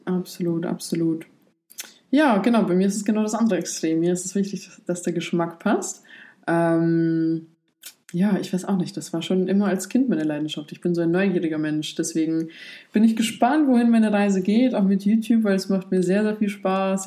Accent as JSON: {"language": "German", "country": "Poland", "tie": "born or raised there", "moved": "yes", "said": "Ich komme gebürtig aus Polen"}